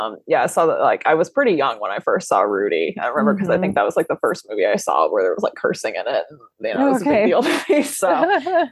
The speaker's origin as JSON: {"language": "English", "town": "Memphis", "region": "Tennessee", "country": "United States", "tie": "born or raised there", "moved": "as an adult", "lives_now": "Indiana, United States", "said": "I grew up in Memphis, Tennessee, but my family's from there"}